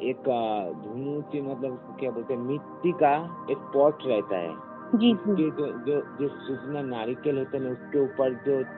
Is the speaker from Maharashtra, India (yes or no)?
no; West Bengal, India; जो दुर्गा दुर्गा दुर्गा पूजा जो है ना मेरा गांव में ना कोलकाता के पास जो ये जो गाँव से रहते हो ना